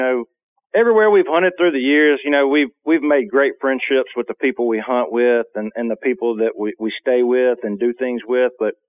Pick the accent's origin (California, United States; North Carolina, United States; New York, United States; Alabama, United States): Alabama, United States; South; moved away as an adult; growing up in South Alabama